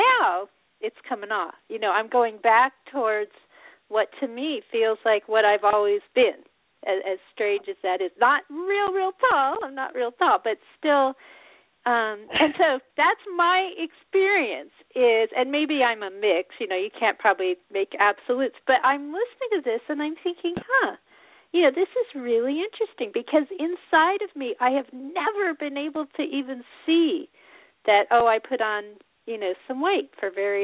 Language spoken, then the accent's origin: English; Colorado, United States; I grew up in Colorado